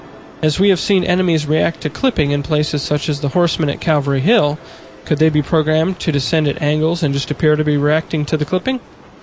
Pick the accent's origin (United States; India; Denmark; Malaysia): Denmark; born there